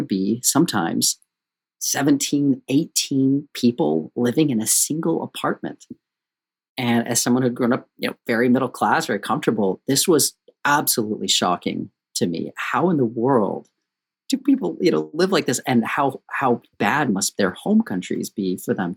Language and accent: English; St. George, Utah, United States; I grew up in St. George, Utah in the desert